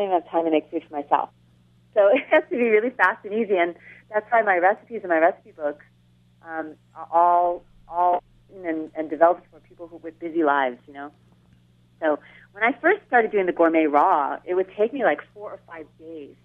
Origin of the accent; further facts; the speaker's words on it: Catskill Mountains, New York, United States; moved away; also born or lived in Buffalo, New York; I grew up in the Catskill Mountains